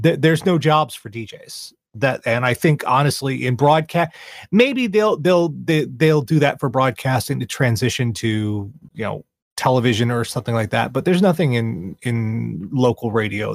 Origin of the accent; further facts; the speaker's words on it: Charleston, South Carolina, United States; here in my hometown of Charleston